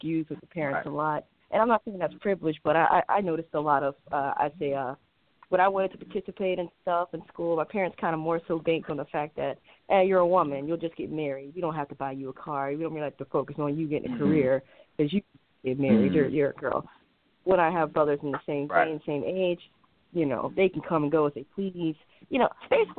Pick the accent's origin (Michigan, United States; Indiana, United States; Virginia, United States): Michigan, United States; I'm from Michigan.